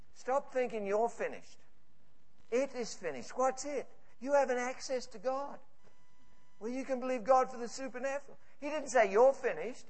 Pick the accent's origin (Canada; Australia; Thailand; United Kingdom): United Kingdom; Scotland; I'm Scottish